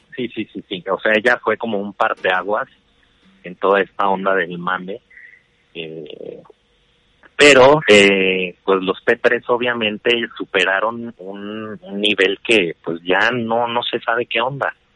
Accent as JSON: {"language": "Spanish", "region": "Chihuahua", "country": "Mexico", "said": "yo soy de Chihuahua"}